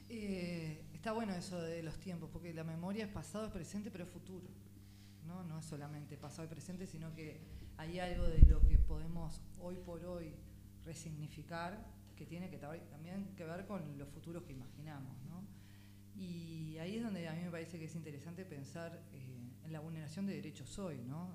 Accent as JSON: {"language": "Spanish", "region": "Montevideo", "country": "Uruguay", "tie": "born or raised there", "said": "nací en unos días creo en Ciudad Vieja y después la comercial y después Parque Valle. Esos fueron un poco los tránsitos de, de barrios"}